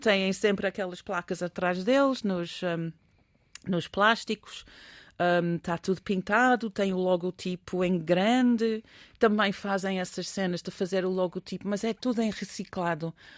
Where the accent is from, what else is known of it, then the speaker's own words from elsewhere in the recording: England, United Kingdom; moved away; Eu sou inglesa